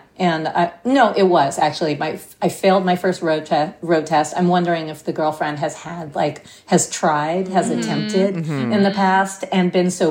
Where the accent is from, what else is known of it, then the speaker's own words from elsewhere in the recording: New York, United States; also born or lived in Sag Harbor; I grew up in New York. I stayed in New York.